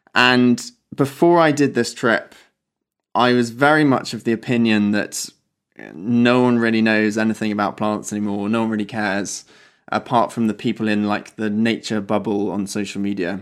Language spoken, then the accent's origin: English; Wiltshire, South West England, United Kingdom; moved away as an adult; now in Oxford, United Kingdom; so I grew up in Wiltshire, down in the south of England